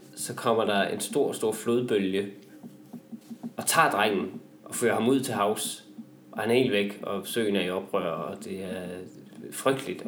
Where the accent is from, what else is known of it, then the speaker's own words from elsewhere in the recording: Vendsyssel, North Denmark Region, Denmark; er jeg selv vendelbo